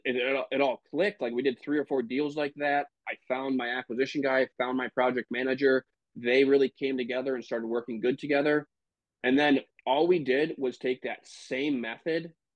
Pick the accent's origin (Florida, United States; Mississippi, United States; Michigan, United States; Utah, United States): Michigan, United States; now in Green Bay, United States; I am originally from Michigan uh, live in Green Bay, Wisconsin right now.